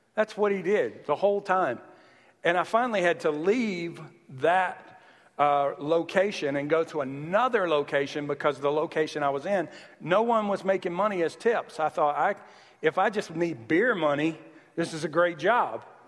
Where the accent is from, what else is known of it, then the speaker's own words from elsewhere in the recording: the South, Southern United States, United States; accent: Southern; moved away; I'm Southern, but I've lived here for 10 years, so now I start to hear it. Even my accent annoys me sometimes